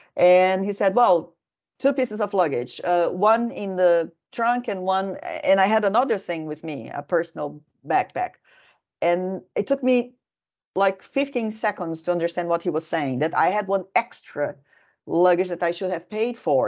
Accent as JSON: {"language": "English", "country": "Brazil", "moved": "yes", "lives_now": "Finland"}